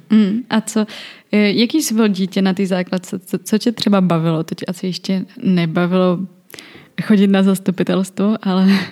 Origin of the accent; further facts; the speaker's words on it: South Bohemian Region, Czechia; já jsem z Jižních Čech